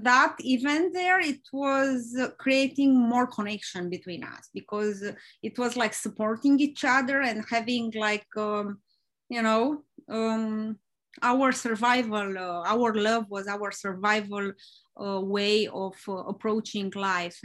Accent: Romania; moved away; I'm from Romania and I grew up there

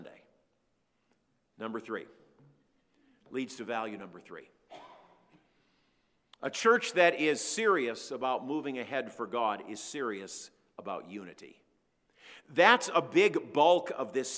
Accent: Minneapolis, Minnesota, United States; moved away as an adult; now in North Dakota, United States; I grew up in the Twin Cities in a major metro area

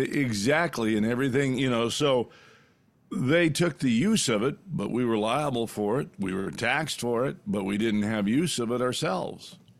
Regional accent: California, United States; when I grew up in California

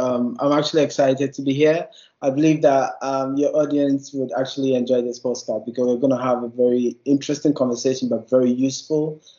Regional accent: Ghana; moved away as an adult; So I did my undergrad in Ghana. So I'm from Ghana. I did my undergrad in Ghana in biological sciences.

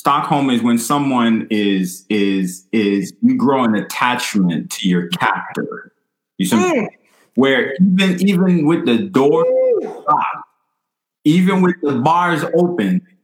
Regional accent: Haiti; moved away; I wasn't born here. I was born in Haiti. But at the same time, where I'm from was colonized by the French

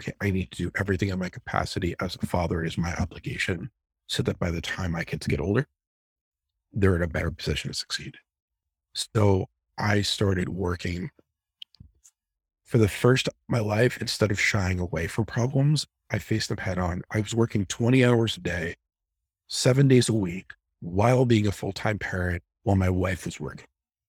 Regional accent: New Jersey, United States; I apologize. I'm from Jersey. I have a bad mouth.

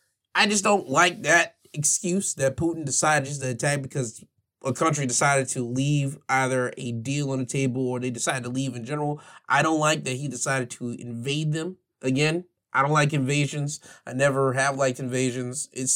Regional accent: United States; as an American citizen with all the rights that I do have over here, even though I am black

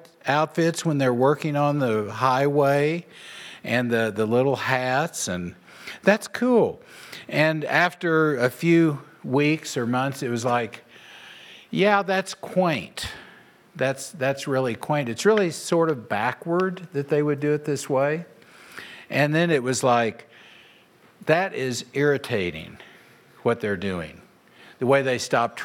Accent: Oklahoma, United States; moved away as an adult; now in Nebraska, United States; I moved from Oklahoma to Nebraska

